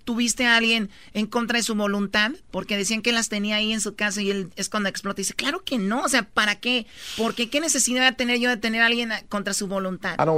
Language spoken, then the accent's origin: Spanish; Tepatitlán, Jalisco, Mexico; yo soy de Tepatitlán y ahí está el Señor de la Misericordia